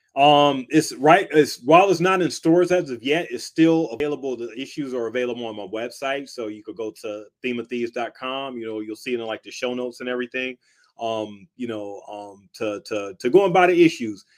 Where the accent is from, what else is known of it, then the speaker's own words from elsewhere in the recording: Cleveland, Ohio, United States; I'm from Cleveland, Ohio